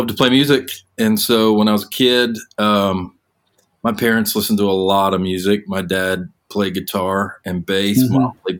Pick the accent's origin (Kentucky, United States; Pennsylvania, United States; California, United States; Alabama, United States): Pennsylvania, United States; Lancaster; Yeah, I'm from Lancaster, although I mean, I have a lot of Amish relatives, and they're delightful people.